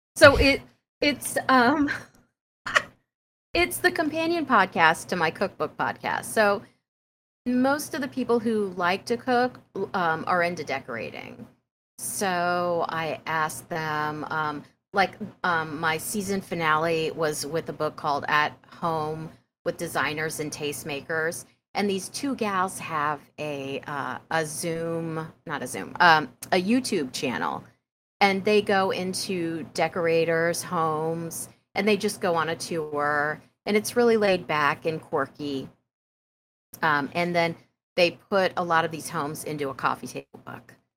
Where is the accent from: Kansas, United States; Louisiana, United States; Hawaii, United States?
Kansas, United States; Prairie Village; moved away; When I was growing up in Prairie Village, Kansas, we had a grocery store name called Balls.